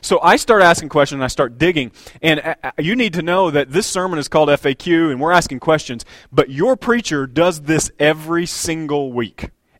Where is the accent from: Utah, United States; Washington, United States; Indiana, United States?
Indiana, United States; Bloomington; you know, I'm from Bloomington, all the orange barrels